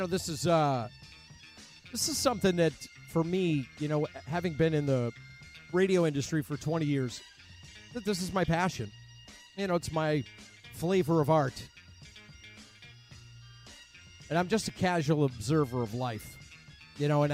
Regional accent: Cleveland, Ohio, United States; I grew up in Cleveland, Ohio.

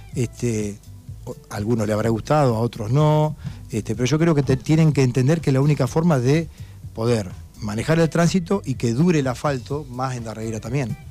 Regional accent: Darregueira, Buenos Aires Province, Argentina; also born or lived in Gascón; yo viví mucho tiempo en Gascón, pero yo nací en Darreira, yo nací en la clínica de Martino

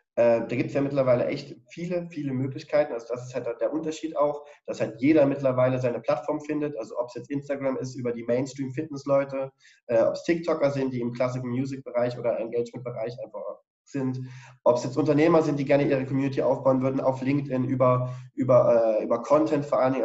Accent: Dresden, Saxony, Germany; ich bin ja auch Dresdner

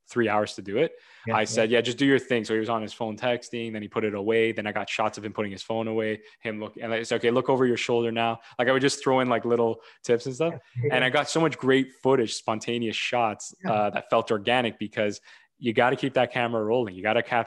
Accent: Toronto, Ontario, Canada; I'm from Toronto

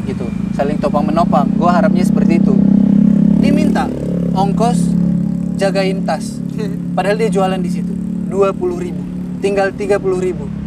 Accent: Medan, North Sumatra, Indonesia; moved away as an adult; now in Jakarta, Indonesia; Saya dari Medan

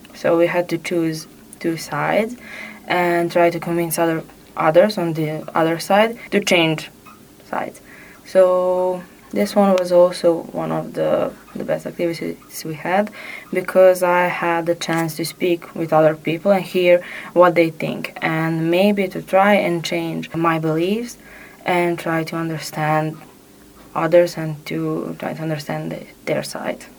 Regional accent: Serbia; I'm from Serbia.

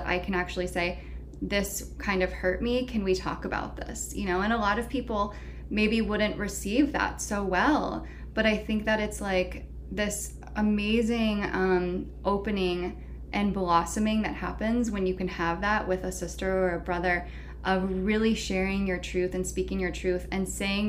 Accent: the Bay Area, California, United States; moved away as an adult; also born or lived in San Francisco / Los Angeles / San Diego; now in Asheville, United States; I grew up in the Bay Area, but I had been living consistently in San Francisco and then LA and then San Diego for the last 8 years

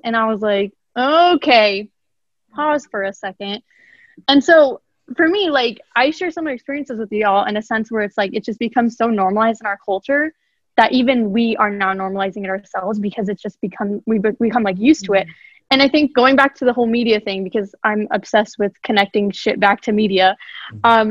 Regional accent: Idaho, United States; I grew up in Idaho um, all my life for 16 out of my 17 years of life

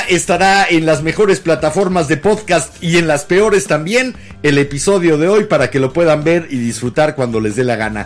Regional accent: Mexico City, Mexico; De la Ciudad de México somos capitalinos, no chilangos

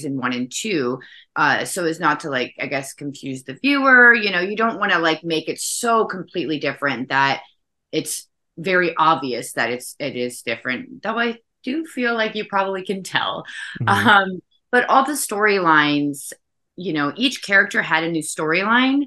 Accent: the South, United States; I am from the South

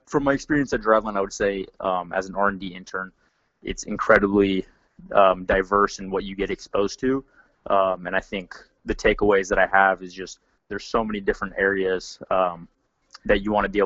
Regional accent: Seattle, Washington, United States; moved away as an adult; also born or lived in Orange, California; I grew up in Seattle, Washington

